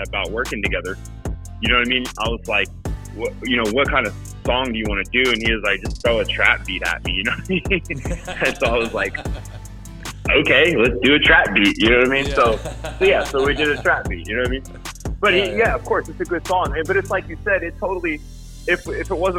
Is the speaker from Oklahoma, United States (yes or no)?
yes; Lawton, Oklahoma, United States; I'm from Lawton, Oklahoma, which is about an hour south of Oklahoma City